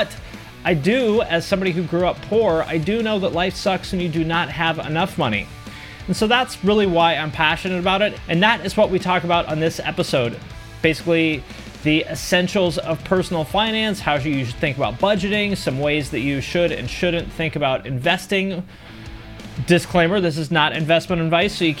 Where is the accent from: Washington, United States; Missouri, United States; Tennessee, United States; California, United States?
Washington, United States; Seattle; moved away as an adult; also born or lived in Bellingham, Washington / Ohio; I was born in Bellingham, Washington, which is a little college town in between Seattle and Canada. Grew up in the Seattle area my whole life